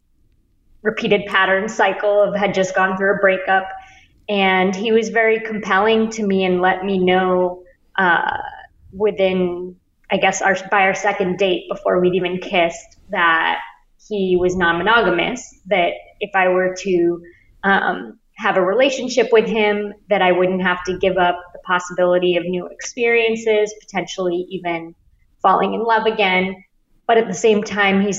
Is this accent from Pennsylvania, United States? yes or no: no; Bay Area, California, United States; moved away as an adult; also born or lived in New York; I grew up in the Bay Area and then went to NYU